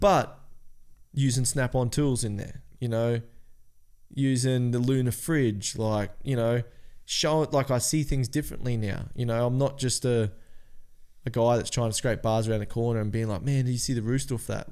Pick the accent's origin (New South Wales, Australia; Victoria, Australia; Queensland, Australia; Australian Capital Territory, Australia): Queensland, Australia; Cairns; We're from Cairns.